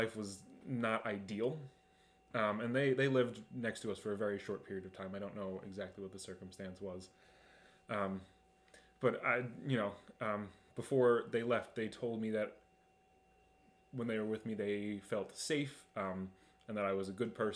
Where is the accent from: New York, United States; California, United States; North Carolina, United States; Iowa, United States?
New York, United States; Long Island; moved away as an adult; also born or lived in Binghamton; I was born on Long Island to two working class parents